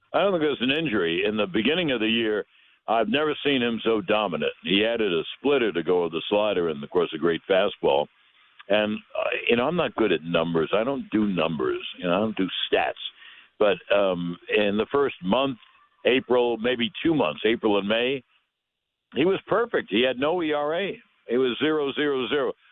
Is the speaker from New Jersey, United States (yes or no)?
no; New York, United States; I grew up in New York